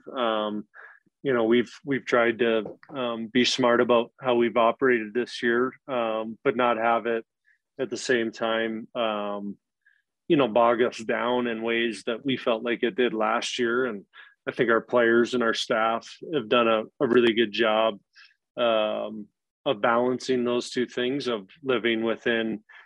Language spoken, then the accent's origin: English; Anchorage, Alaska, United States; moved away; I'm from Anchorage